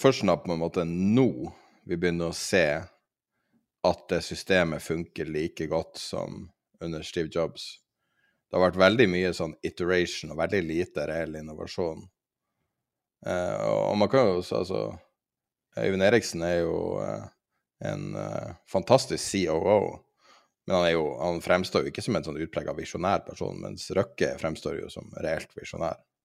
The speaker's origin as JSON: {"language": "Norwegian", "country": "Norway", "said": "som nordmann"}